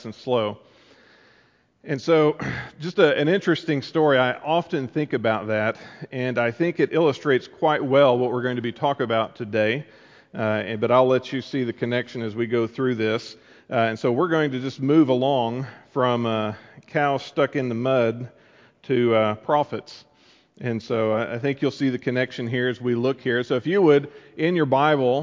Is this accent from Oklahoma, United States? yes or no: yes; Amber, Oklahoma, United States; moved away; I grew up in Amber, as many of you know, a little town in central Oklahoma